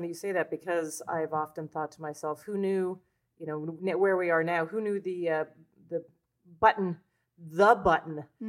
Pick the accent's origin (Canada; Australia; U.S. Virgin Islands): Canada; now in New York, United States; I was about to say I'm a Canadian for some reason